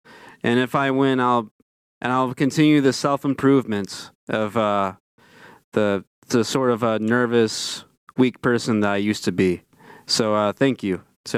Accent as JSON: {"language": "English", "region": "Michigan", "country": "United States", "said": "I'm from Michigan. I'm 23."}